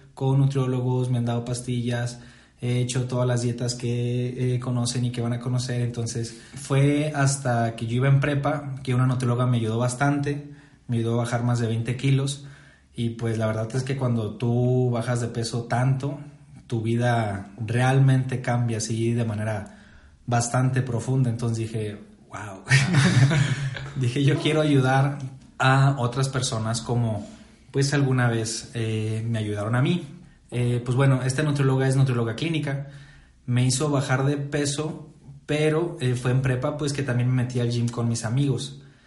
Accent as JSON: {"language": "Spanish", "town": "Saltillo", "region": "Coahuila", "country": "Mexico", "also_born_or_lived": "Morelia", "said": "soy de Saltillo, Coahuila, México."}